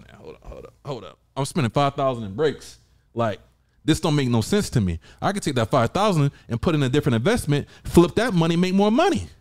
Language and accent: English; Georgia, United States; I'm from the South.